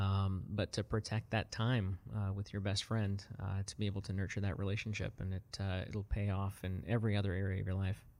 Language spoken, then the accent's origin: English; South Africa; moved away; grew up, um, in apartheid South Africa as a, as a young child.